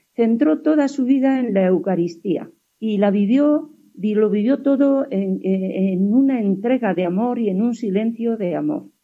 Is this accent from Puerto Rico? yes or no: no; Huéscar, Andalusia, Spain; Mi pueblo se llama Huescar, y eh, yo era una niña